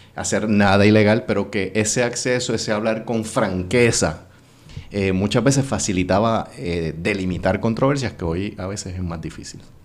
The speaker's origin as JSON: {"language": "Spanish", "town": "Corozal", "country": "Puerto Rico", "tie": "born or raised there", "also_born_or_lived": "Bayamón / Dorado / San Juan", "lives_now": "Guaynabo, Puerto Rico", "said": "yo soy natural de Corozal y viví en ese pueblo hasta los 13 años. Y entonces en ese momento nos mudamos a Bayamón"}